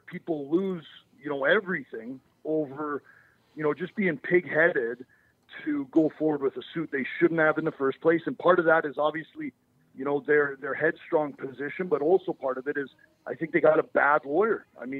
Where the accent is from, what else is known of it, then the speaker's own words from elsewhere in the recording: Canada; I'm from Canada. Obviously, you guys, Minnesota. I mean, the weather forecast when I grew up was never accurate.